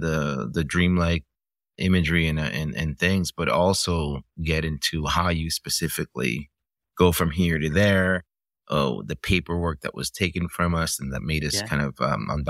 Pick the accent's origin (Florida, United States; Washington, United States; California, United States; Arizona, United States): Florida, United States; Miami; also born or lived in Cuba; You know, it's sort of from the time that I left and I grew up in Miami in the 80s